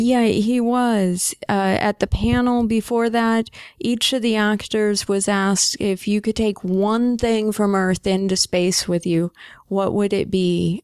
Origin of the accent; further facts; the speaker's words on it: United States; I'm an American, I'm up here in Canada